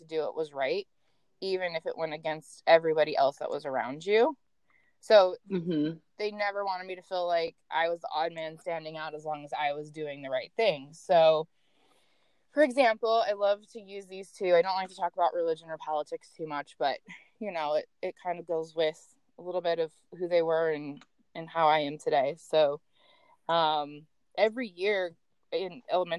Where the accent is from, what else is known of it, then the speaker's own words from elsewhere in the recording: Seattle, Washington, United States; I am from Seattle, Washington